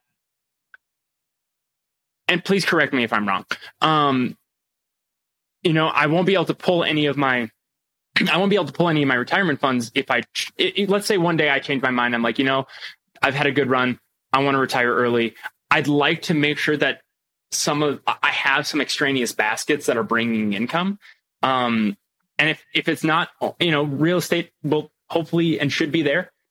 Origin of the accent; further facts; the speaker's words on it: Quebec, Canada; now in California, United States; I'm originally from Quebec.